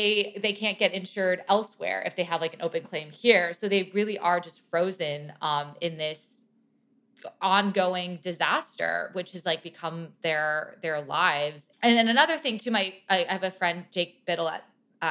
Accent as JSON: {"language": "English", "region": "California", "country": "United States", "tie": "born or raised there", "said": "I grew up in California too"}